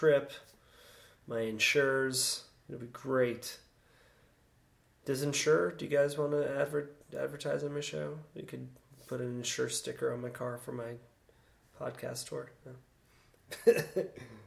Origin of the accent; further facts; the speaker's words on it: Sarasota, Florida, United States; I grew up in Sarasota